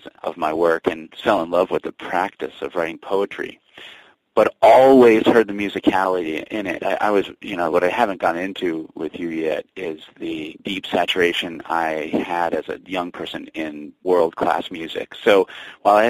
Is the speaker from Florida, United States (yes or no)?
no; New York City, New York, United States; now in Vermont, United States; I was born in 1974 in New York Hospital. Came home to the West Village, to Bethune Street, to the same apartment that my father's living in today.